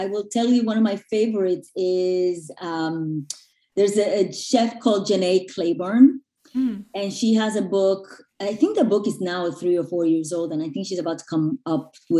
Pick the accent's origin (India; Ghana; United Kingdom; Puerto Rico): Puerto Rico; moved away as an adult; also born or lived in New York; I grew up in Puerto Rico and then I moved to New York when I was in my early 20s to go to school